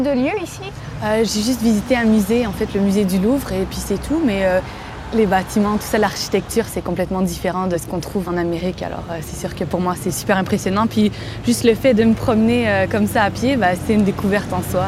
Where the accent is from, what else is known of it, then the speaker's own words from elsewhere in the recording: Quebec, Canada; j'ai 26 ans, je viens du Québec.